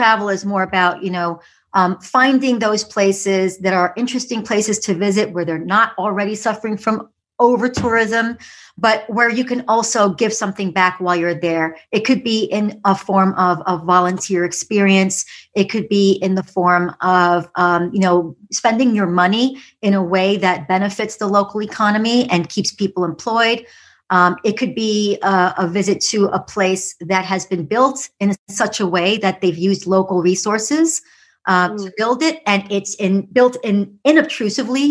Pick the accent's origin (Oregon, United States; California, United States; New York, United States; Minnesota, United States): New York, United States; New York City; I was a city kid growing up in the Bronx in what they call the concrete jungle of New York City.